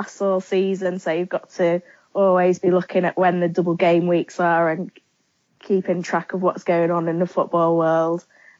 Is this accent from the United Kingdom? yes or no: yes; Lincolnshire, East Midlands, United Kingdom; now in Yorkshire, United Kingdom; I'm originally from Lincolnshire, but I'm living in Yorkshire and I'm a teacher.